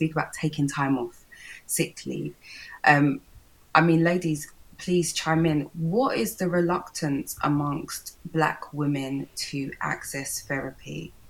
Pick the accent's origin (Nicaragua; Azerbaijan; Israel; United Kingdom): United Kingdom; as Black British women